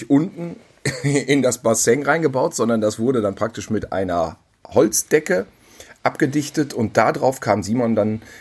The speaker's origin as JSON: {"language": "German", "region": "North Rhine-Westphalia", "country": "Germany", "tie": "born or raised there", "said": "Ja, ja, und wir sind zusammen aufgewachsen in Ostwestfalen auf dem Lande auf einem Bauernhof."}